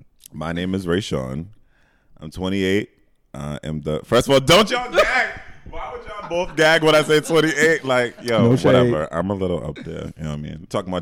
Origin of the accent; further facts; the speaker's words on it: Boston, Massachusetts, United States; also born or lived in New York; now in Atlanta, United States; I'm originally from Boston, Mass. Lived in New York Boston, Mass.